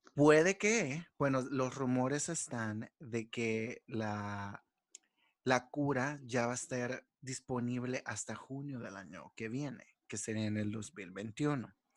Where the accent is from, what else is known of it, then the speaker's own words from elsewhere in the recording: El Salvador; nosotros como salvadoreños